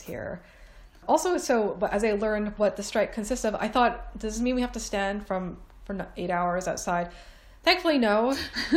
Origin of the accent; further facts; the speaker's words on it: Toronto, Ontario, Canada; moved away as an adult; now in England, United Kingdom; I am Canadian. This is England. The winter is like nothing compared to what I'm used to in Toronto